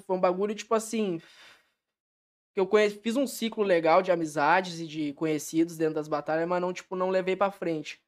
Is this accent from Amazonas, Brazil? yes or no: no; Taquara, Rio Grande do Sul, Brazil; moved away as an adult; now in São Leopoldo, Brazil; Em meados de 2016, eu saí de Taquara para vir aqui para vir para São Leopoldo